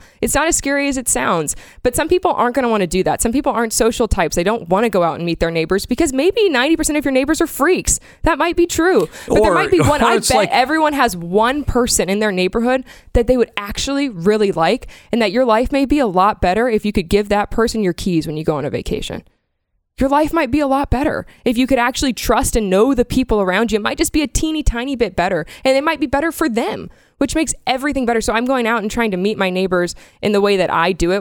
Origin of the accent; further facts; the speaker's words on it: Florida, United States; I grew up in Florida with the hurricanes.